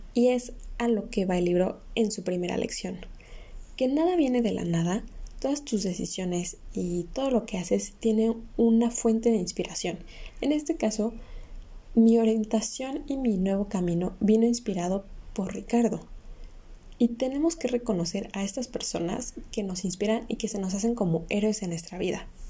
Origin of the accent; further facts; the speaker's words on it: Mexico; como cualquier mexicano que llega a sus 17, 18 años y tiene que decidir qué carrera va a estudiar, tuve que hacerlo